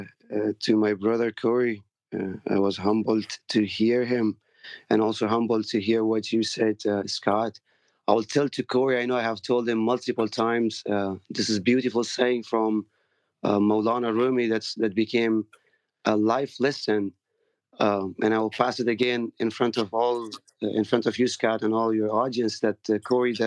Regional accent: Afghanistan; now in United States; we are from the Farsi-speaking Persian

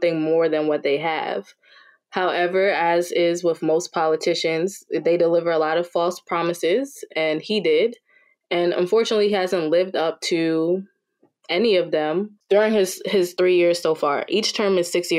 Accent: United States; I'm Liberian. So growing up in America

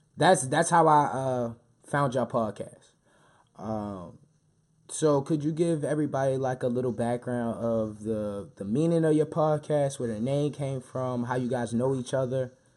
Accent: Baltimore, Maryland, United States; me being born and raised in Baltimore

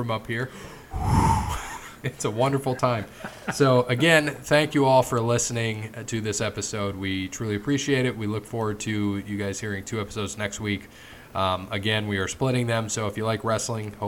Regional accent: Cincinnati, Ohio, United States; we're from the Cincinnati area

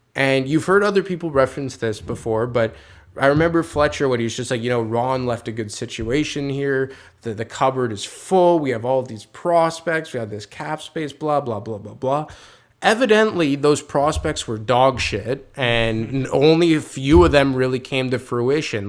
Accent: Quebec, Canada; I'm from Quebec.

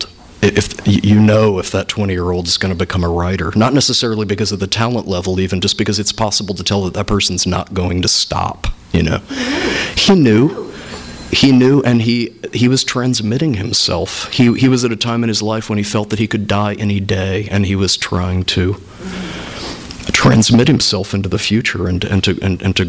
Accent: Indiana, United States; growing up in Indiana

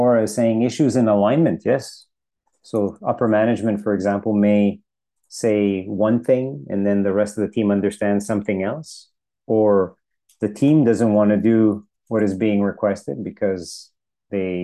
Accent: Montreal, Quebec, Canada; moved away; I was born and raised in Montreal

